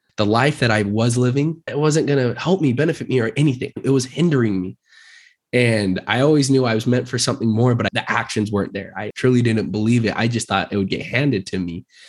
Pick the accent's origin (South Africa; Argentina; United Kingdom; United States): United States; Murray, Utah; now in Draper, United States; I was born and raised in Utah, grew up in Murray